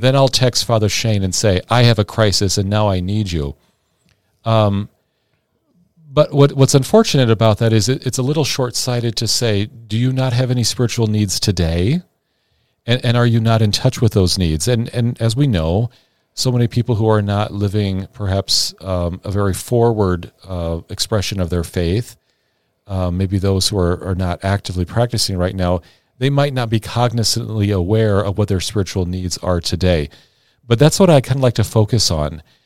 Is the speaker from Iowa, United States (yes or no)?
yes; Sioux City, Iowa, United States; also born or lived in St. Louis, Missouri